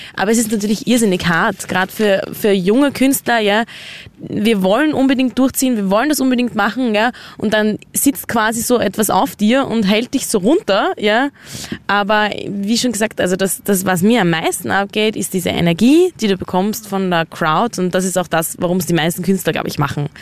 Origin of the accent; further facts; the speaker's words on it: Austria; wir als Österreicher